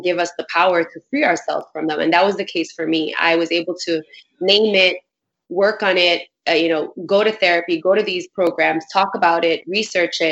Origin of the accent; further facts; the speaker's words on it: New York City, New York, United States; I grew up in Bushwick in Brooklyn.